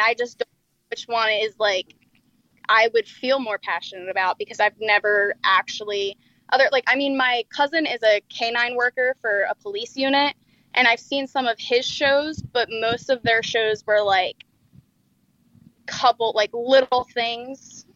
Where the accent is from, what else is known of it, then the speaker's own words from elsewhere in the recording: New Jersey, United States; moved away as an adult; I'm from New Jersey